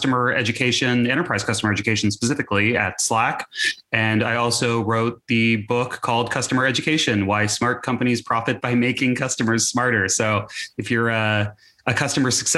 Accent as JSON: {"language": "English", "region": "Texas", "country": "United States", "tie": "born or raised there", "said": "as a teenager growing up in Texas"}